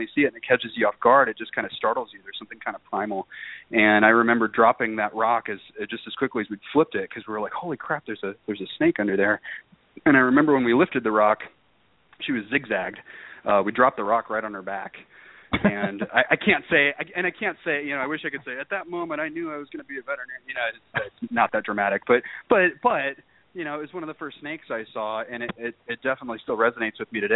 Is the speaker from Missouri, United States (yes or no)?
no; outside of Chicago, Illinois, United States; I grew up in a cul-de-sac actually outside of Chicago